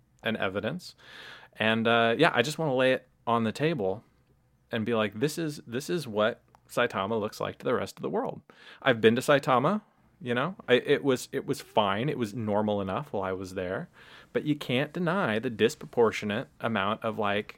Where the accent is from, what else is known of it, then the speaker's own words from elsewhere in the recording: Portland, Oregon, United States; now in Japan; I come from Oregon, you know, and Portland